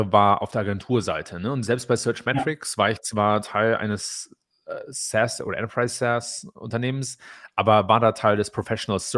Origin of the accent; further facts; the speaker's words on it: Germany; Also ich glaube, gerade als, als, als Deutsche ist es eine sehr interessante Erfahrung.